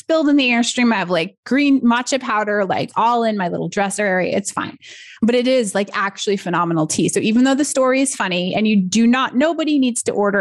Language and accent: English; United States; I'm American